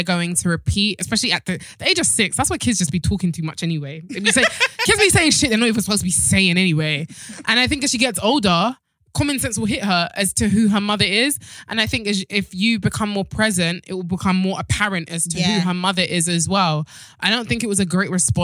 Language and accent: English; Nigeria; I'm Nigerian